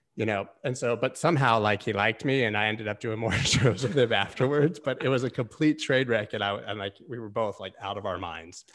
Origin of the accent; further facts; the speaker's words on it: Gainesville, Florida, United States; I grew up in Gainesville, Florida, which is a small town